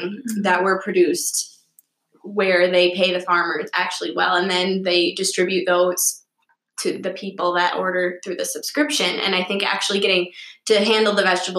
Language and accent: English; Ripon, Wisconsin, United States; I'm from Ripon, Wisconsin